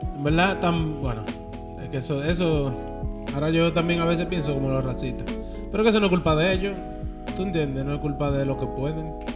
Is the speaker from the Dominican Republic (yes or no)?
yes; Dominican Republic; moved away; yo me crié en República Dominicana